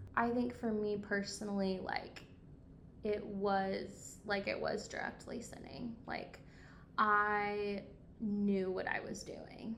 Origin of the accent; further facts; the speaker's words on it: Coatesville, Indiana, United States; moved away as an adult; also born or lived in Evansville, Indiana; I'm from Indy. Uh, Coatesville, Indiana